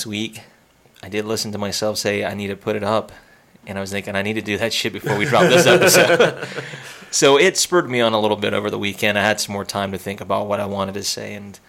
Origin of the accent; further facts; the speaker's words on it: South Carolina, United States; my home state of South Carolina